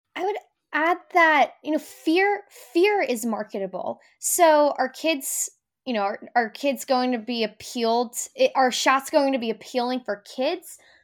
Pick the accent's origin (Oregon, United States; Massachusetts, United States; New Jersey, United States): New Jersey, United States; I'm from New Jersey.